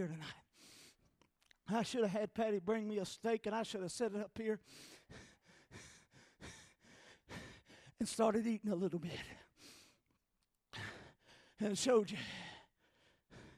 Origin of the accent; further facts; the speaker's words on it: North Carolina, United States; I'm not from Pennsylvania. I'm from North Carolina